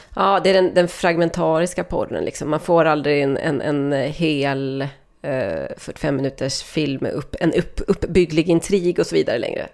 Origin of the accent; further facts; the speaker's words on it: Sweden; jag som svensk